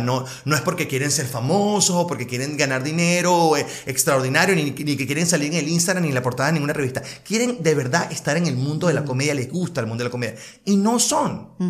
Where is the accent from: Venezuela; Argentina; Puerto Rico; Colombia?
Venezuela; Caracas, Capital District; moved away as an adult; also born or lived in Spain; now in Miami, United States; yo soy de Caracas